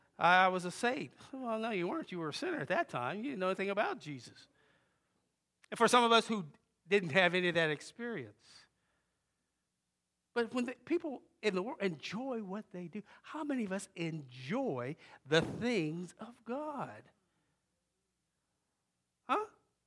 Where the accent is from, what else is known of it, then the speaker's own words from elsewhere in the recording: Jamaica, New York, United States; born there; now in Wilmington, United States; We came to a place called Wilmington. Didn't even know what Wilmington was. From New York. We lived in, my brother and I was born in Jamaica, Long Island, New York.